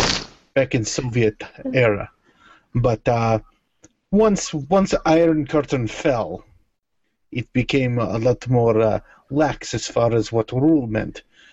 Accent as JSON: {"language": "English", "town": "Liverpool", "region": "North West England", "country": "United Kingdom", "tie": "born or raised there", "said": "See, when I was growing up in Liverpool"}